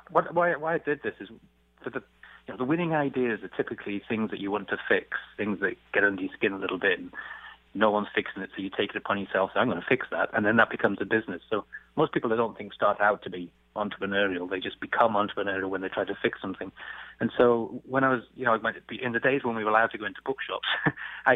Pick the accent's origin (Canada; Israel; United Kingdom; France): United Kingdom; England; moved away; I come from England